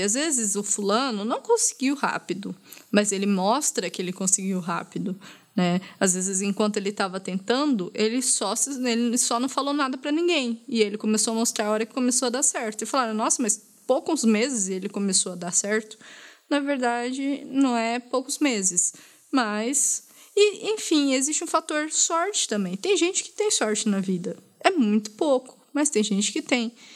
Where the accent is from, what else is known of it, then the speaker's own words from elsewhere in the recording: Brazil; como brasileira